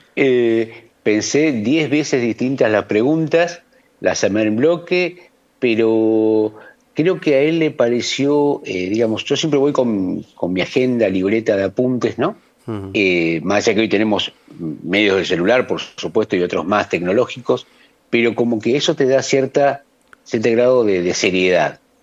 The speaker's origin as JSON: {"language": "Spanish", "country": "Argentina"}